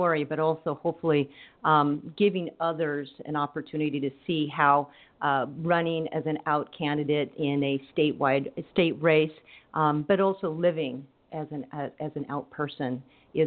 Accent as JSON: {"language": "English", "town": "Coachella", "region": "California", "country": "United States", "tie": "born or raised there", "said": "my background, I grew up in Coachella, the granddaughter of farm workers."}